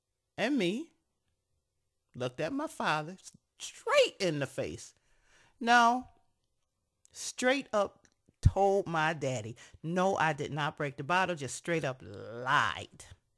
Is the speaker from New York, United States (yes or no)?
yes; Niagara Falls, New York, United States; We grew up in Niagara Falls, New York. So 5 years old in Niagara Falls, New York, playing outside our apartment on 22nd Street.